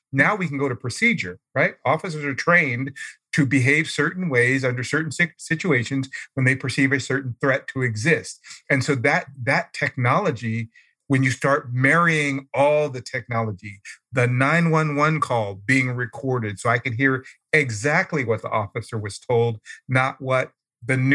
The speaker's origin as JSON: {"language": "English", "town": "Oakland", "region": "California", "country": "United States", "moved": "yes", "lives_now": "Arizona, United States", "said": "I'm from Oakland. I used to go to that BART station all the time."}